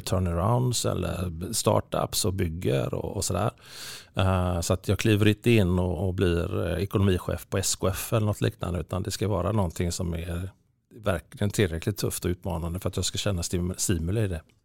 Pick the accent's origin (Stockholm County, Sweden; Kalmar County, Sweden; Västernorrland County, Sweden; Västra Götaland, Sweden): Västra Götaland, Sweden; Gothenburg; Kortröra då, där jag är uppvuxen.